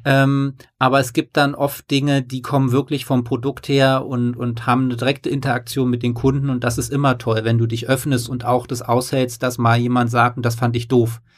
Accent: East Germany, Germany; now in Hamburg, Germany; ich komme aus dem Osten

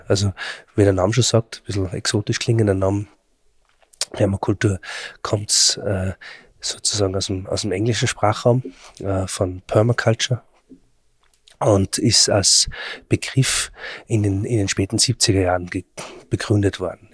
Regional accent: Austria; Bei uns in Österreich

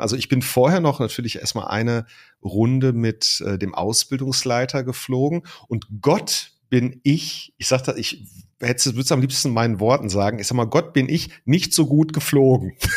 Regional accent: Ruhr area, North Rhine-Westphalia, Germany; wie man das bei uns im Ruhrpott sagt

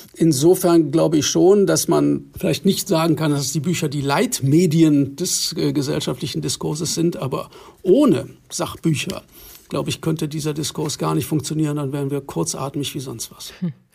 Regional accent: West Germany, Germany; als äh, Westdeutscher

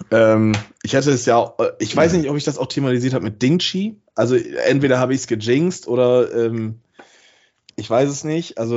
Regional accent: Bremen, Germany; Sag, das ist ein Skandal und das sage ich als Bremer.

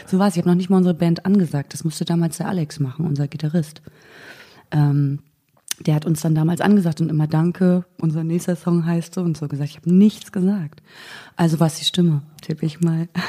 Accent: Mecklenburg-Vorpommern, Germany; moved away as an adult; ich komme aus Mecklenburg-Vorpommern, habe da 19 Jahre gewohnt

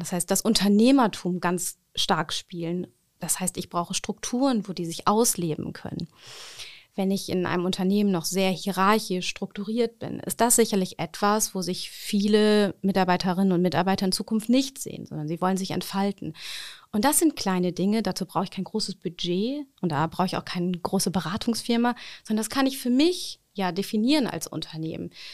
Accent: Ruhr area, North Rhine-Westphalia, Germany; moved away as an adult; now in Osnabrück, Germany; nach Hause, ins Ruhrgebiet, zu meiner Familie. Das ist da, äh, wo ich herkomme

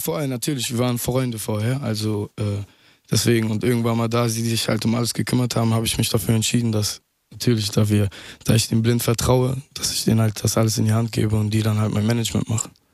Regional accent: Mülheim an der Ruhr, North Rhine-Westphalia, Germany; also born or lived in Duisburg / Essen; now in Berlin, Germany; geboren in Duisburg, aufgewachsen in Mülheim, irgendwann mit drei Jahren dorthin gezogen und äh, anschließend dann in Essen gelandet

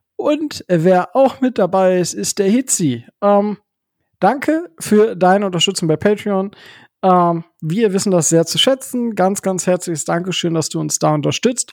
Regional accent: Northern Germany, Germany; moved away; nach Hause von also nach in den Norden in meiner Heimat

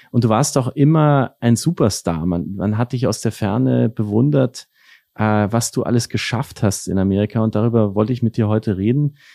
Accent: Nuremberg, Bavaria, Germany; ich bin ja aus Mittelfranken, also ich komme aus Nürnberg, wo wir uns heute hier auch äh, gegenüber sitzen.

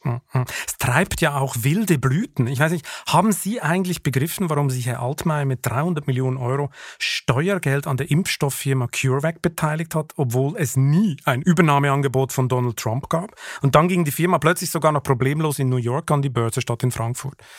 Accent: Switzerland; als Schweizer

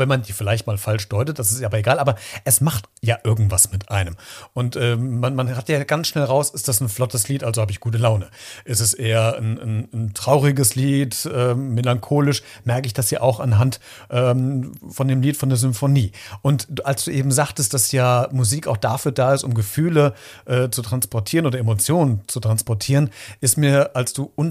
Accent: Hesse, Germany; Botschafter für Mittelhessen. Ich komme ja selbst aus Mittelhessen.

